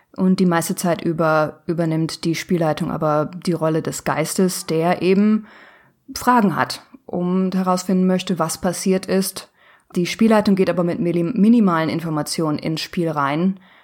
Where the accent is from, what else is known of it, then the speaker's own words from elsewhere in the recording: Ruhr area, North Rhine-Westphalia, Germany; ich komme aus dem Ruhrgebiet, also aus dem Nordwesten Deutschlands